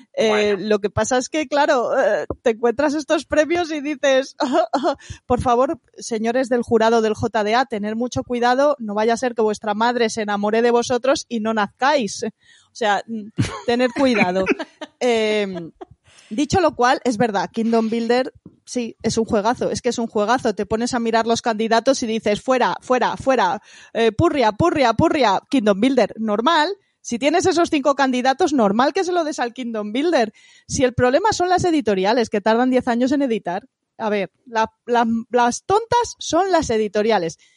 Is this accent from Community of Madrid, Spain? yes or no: yes; Madrid, Community of Madrid, Spain; Yo es que soy de Madrid, ¿sabes? No soy de provincias